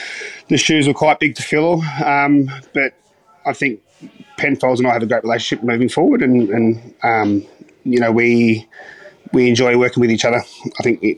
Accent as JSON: {"language": "English", "town": "The Patch", "region": "Victoria", "country": "Australia", "tie": "born or raised there", "said": "So I grew up in the Dandenong Ranges, so a little place called The Patch, in between Mombulk and Belgrave."}